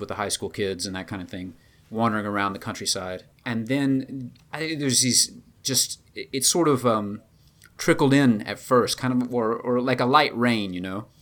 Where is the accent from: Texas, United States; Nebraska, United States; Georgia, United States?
Georgia, United States; moved away; also born or lived in China; my little hometown in Georgia